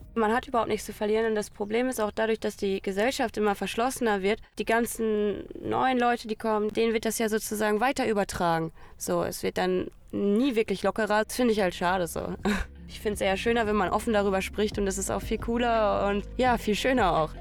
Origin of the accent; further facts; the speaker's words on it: Hamm, North Rhine-Westphalia, Germany; moved away as an adult; also born or lived in Paderborn; now in Italy; ich bin in Hamm geboren, geboren und aufgewachsen, 18 Jahre lang